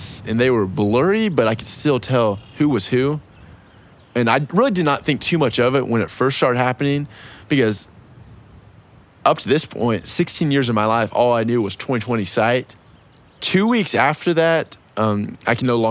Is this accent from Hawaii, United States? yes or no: no; Owasso, Oklahoma, United States; moved away as an adult; now in Fayetteville, United States; I grew up in Owosso, Oklahoma, which is just north of Tulsa.